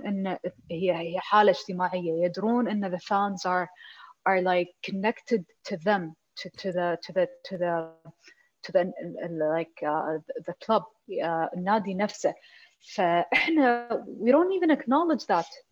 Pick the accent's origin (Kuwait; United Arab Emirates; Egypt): Kuwait; عندنا بالكويت